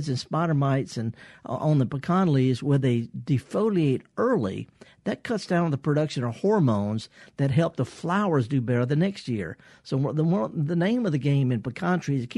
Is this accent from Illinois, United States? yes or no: no; the Mississippi Delta, United States; I'm from the Delta.